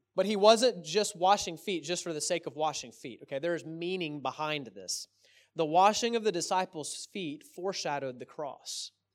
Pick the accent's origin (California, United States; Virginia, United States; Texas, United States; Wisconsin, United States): Texas, United States; I'm from Texas